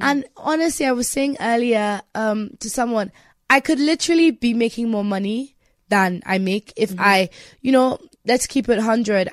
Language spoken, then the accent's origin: English; Nigeria; me being Nigerian